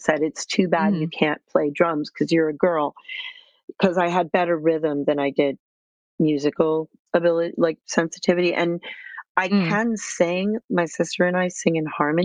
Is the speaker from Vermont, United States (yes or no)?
no; Cambridge, Massachusetts, United States; I grew up in Cambridge, Massachusetts.